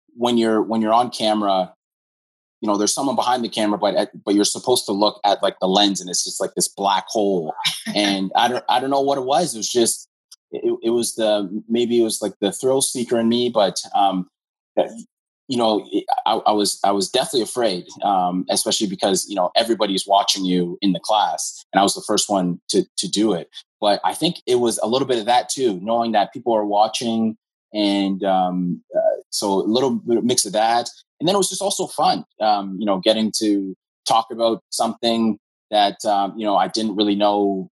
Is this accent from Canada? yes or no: yes; Hamilton, Ontario, Canada; also born or lived in Scarborough; I'm from Hamilton. Um, was born in Scarborough, but uh, raised in Hamilton.